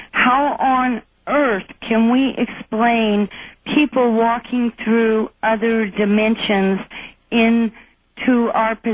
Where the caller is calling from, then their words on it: Cordova, Alaska, United States; Good morning. I'm calling from Alaska.